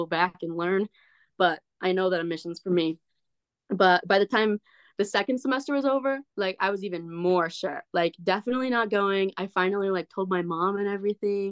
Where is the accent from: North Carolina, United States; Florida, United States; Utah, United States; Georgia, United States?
Utah, United States; Southern; moved away as an adult; also born or lived in Idaho; I'm from Southern Utah